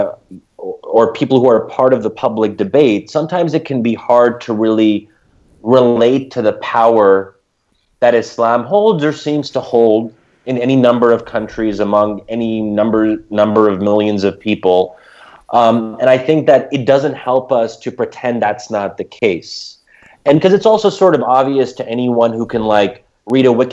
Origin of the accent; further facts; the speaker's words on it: United States; we as American Muslims